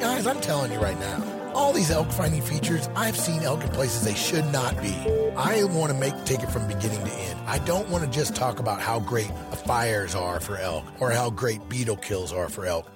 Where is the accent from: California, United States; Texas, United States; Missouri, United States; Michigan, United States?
Missouri, United States; moved away as an adult; now in Montana, United States; I grew up in Missouri